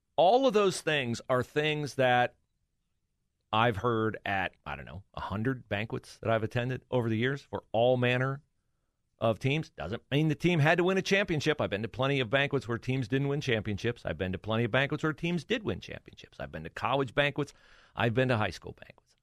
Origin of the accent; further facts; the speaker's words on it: Ohio, United States; Mike DeWine represented uh, the district in which we lived in the uh, U.S. Congress